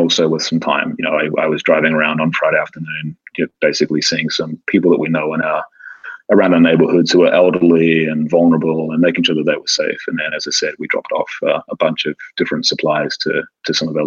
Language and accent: English; New Zealand; moved away as an adult; now in Los Angeles, United States; while I don't sound like it, I kind of call LA home. You know, I'm from New Zealand. I moved to the States 26 years ago. I've now spent over half my life here